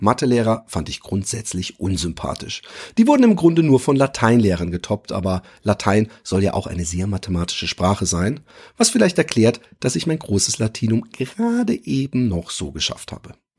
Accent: Germany; ich bin Deutscher

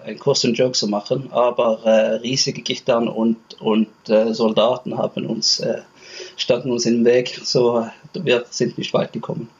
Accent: Stavanger, Rogaland, Norway; ich komme aus Stavanger

